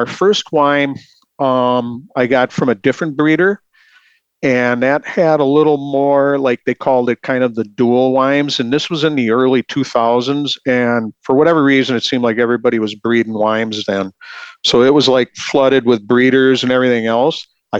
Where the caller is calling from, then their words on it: Scandia, Minnesota, United States; Sure, I'm calling from Scandia, Minnesota